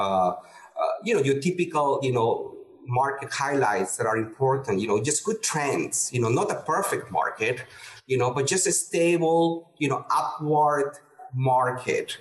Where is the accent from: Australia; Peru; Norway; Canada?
Peru; moved away as an adult; also born or lived in El Paso, Texas / Houston, Texas; now in United States; I'm originally from Peru, and uh, born and raised. And I came to the U.S. at age 25